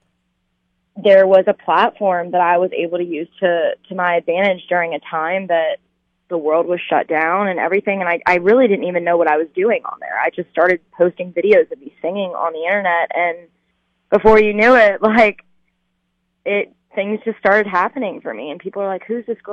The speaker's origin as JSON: {"language": "English", "region": "North Carolina", "country": "United States", "tie": "born or raised there", "also_born_or_lived": "California", "moved": "yes", "lives_now": "Nashville, United States", "said": "I grew up in North Carolina"}